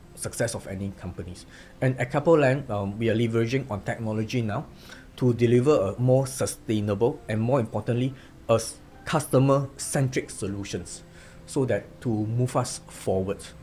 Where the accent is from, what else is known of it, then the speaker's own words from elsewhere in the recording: Singapore; moved away as an adult; now in Ho Chi Minh City, Vietnam; I'm from Singapore